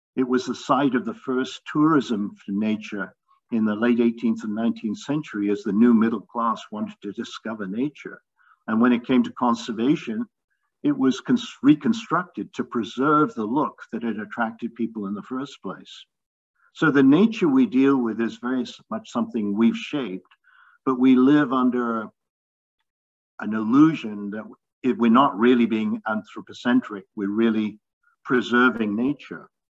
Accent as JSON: {"language": "English", "region": "London", "country": "United Kingdom", "tie": "born or raised there", "said": "I grew up in London and I used to summer in the Lake District"}